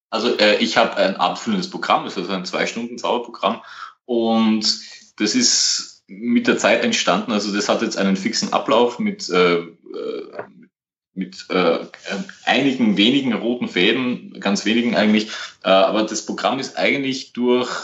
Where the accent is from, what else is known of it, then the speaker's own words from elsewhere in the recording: Vienna, Austria; ich komme aus Österreich, aus der Nähe von Wien